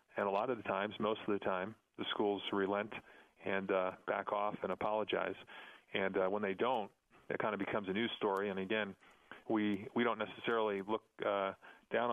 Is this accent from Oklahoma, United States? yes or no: no; New York, United States; now in Colorado Springs, United States; I grew up in New York